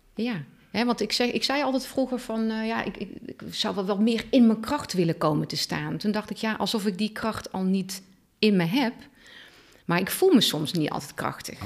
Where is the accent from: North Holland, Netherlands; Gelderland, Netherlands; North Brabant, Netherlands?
North Brabant, Netherlands; Oosterhout; now in Teteringen, Netherlands; geboren en getogen in Oosterhout